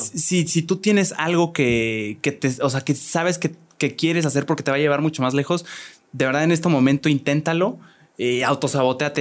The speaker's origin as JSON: {"language": "Spanish", "region": "Querétaro", "country": "Mexico", "tie": "born or raised there", "said": "yo nací aquí en Querétaro"}